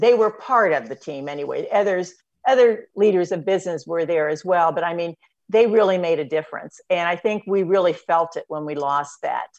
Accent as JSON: {"language": "English", "town": "Batesville", "region": "Indiana", "country": "United States", "tie": "born or raised there", "said": "grew up on a farm um, outside of Batesville"}